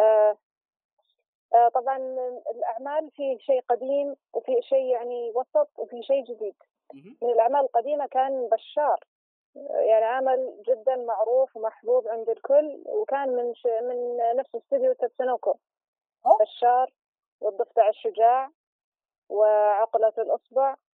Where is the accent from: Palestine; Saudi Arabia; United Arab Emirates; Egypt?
Saudi Arabia; احنا عندنا في السعوديه